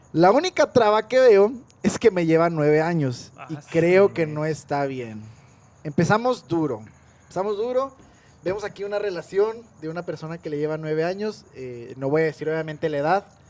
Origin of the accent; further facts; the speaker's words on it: northern Mexico, Mexico; Somos norteños